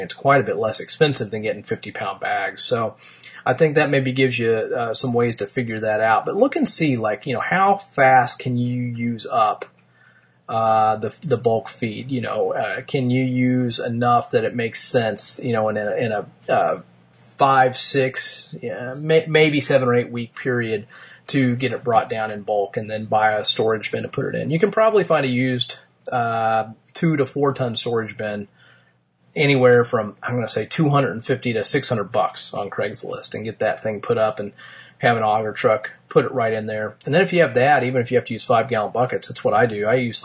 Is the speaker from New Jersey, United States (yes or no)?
no; Martinsville, Indiana, United States; my hometown of Martinsville, Indiana.